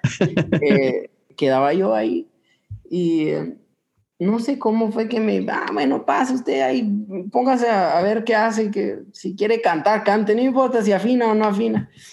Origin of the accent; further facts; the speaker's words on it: Guatemala; nosotros guatemaltecos